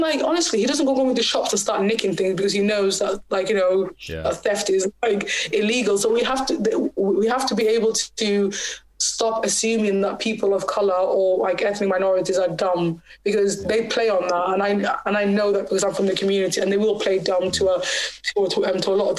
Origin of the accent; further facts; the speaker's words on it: Bristol, South West England, United Kingdom; also born or lived in Somaliland; I was from Bristol